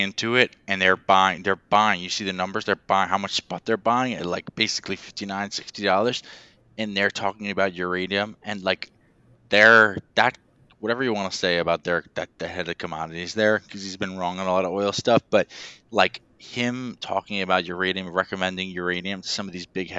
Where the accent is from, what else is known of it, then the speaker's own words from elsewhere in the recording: Westchester, New York, United States; I grew up in Westchester, so it's like 10 minutes from where Indian Point is